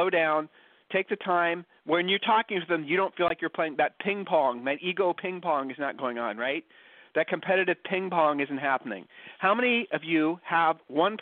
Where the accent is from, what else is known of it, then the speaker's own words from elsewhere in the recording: Ohio, United States; accent: Ohio accent; moved away as an adult; now in Texas, United States; we're originally from Ohio